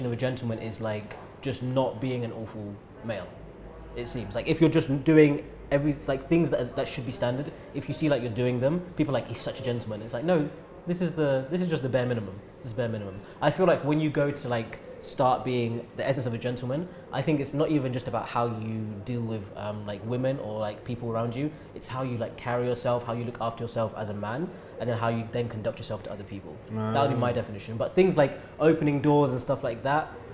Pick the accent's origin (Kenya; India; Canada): Kenya; I'm Kenyan